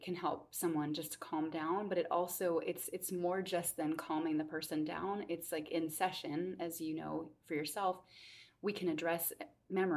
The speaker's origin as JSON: {"language": "English", "region": "Minnesota", "country": "United States", "tie": "born or raised there", "moved": "yes", "lives_now": "Charlottesville, United States", "said": "I grew up in Minnesota"}